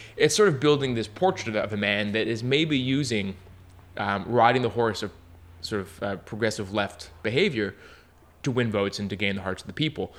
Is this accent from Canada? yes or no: yes; Montreal, Quebec, Canada; I'm from Montreal, Canada